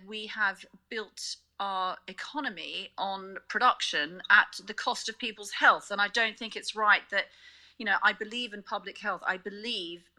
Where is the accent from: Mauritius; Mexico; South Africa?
South Africa; also born or lived in United Kingdom; now in Hong Kong; how I was raised in South Africa